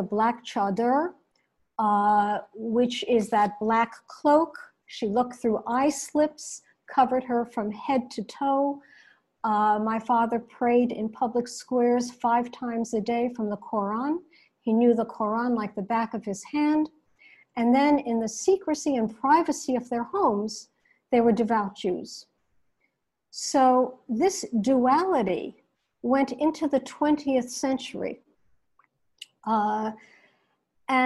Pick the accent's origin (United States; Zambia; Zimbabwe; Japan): United States; now in New York City, United States; I was born here in the United States, but my parents came from the Iranian city of Mashhad.